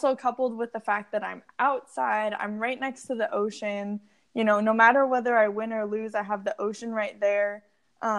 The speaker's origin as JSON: {"language": "English", "town": "San Diego", "region": "California", "country": "United States", "tie": "born or raised there", "said": "I grew up in San Diego, California"}